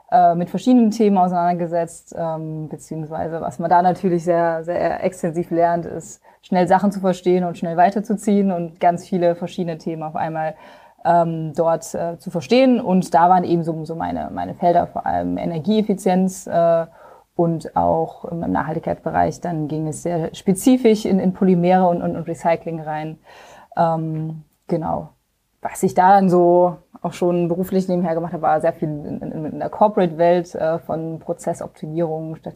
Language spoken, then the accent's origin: German; Rhineland-Palatinate, Germany; now in Berlin, Germany; ich komme eigentlich ganz aus dem Westen von Deutschland, so Grenze Luxemburg-Belgien und äh, bin schon seit einigen Jahren jetzt in Berlin.